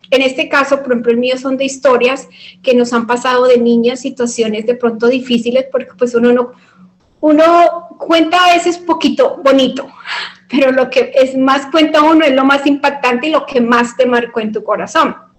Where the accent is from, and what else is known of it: Colombia